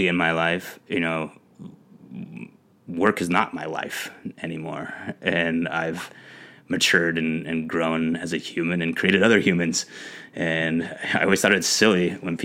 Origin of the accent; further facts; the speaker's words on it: Long Beach, California, United States; I am born and raised in Long Beach, California, the LBC